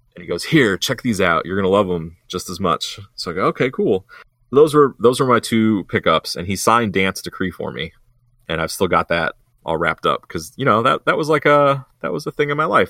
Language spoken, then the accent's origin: English; Columbus, Ohio, United States; my hometown of Columbus.